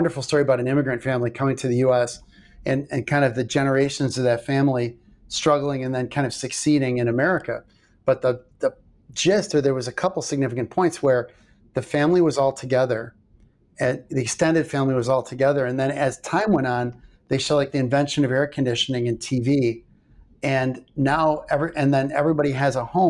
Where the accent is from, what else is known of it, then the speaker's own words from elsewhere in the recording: River Forest, Illinois, United States; Tony Accardo's from my hometown. So River Forest